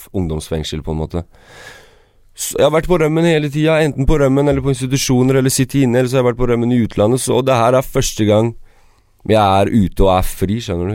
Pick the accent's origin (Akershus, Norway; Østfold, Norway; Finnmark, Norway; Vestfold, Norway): Vestfold, Norway; Sandefjord; also born or lived in Kosovo / Nord-Trøndelag; jeg er født i Kosovo. Uh, så kom vi til Norge når jeg var tre måneder. Og så vi kom til eh, Nord-Trøndelag. Ja. Bodde der til 97, eh, og så flytta vi til Sandefjord. Så jeg har bodd i Sandefjord siden 97.